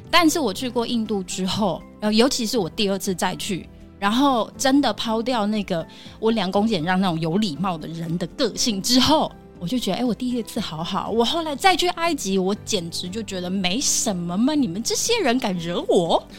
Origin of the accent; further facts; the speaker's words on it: Taiwan; 我们台湾人的教育就是温良恭俭让